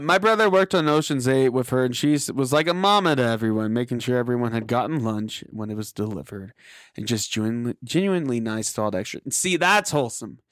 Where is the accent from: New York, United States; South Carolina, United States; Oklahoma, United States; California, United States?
Oklahoma, United States; Tulsa; my hometown in Tulsa